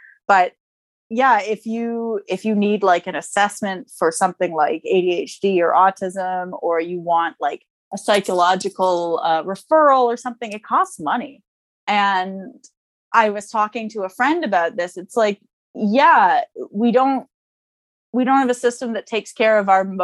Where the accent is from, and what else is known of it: Canada